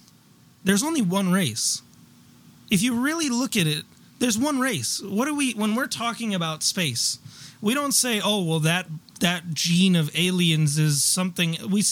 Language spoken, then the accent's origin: English; United States; I'm American.